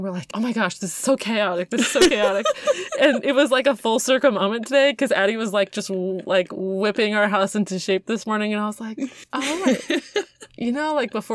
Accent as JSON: {"language": "English", "country": "Canada", "said": "I'm from Canada"}